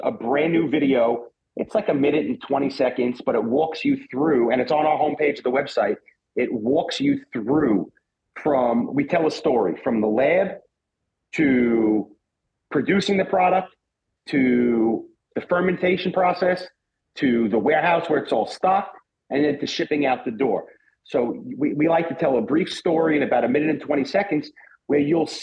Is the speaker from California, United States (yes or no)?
no; New York City, New York, United States; I grew up in New York City